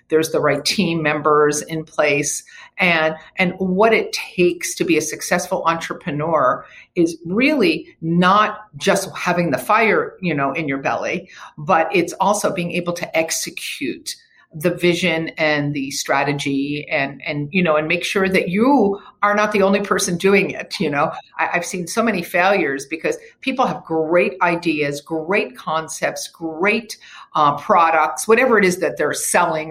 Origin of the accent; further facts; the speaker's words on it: Havertown, Pennsylvania, United States; moved away as an adult; now in California, United States; I grew up in Philadelphia, in a town called Havertown, in the suburbs. And I moved to California when I was I was 23 years old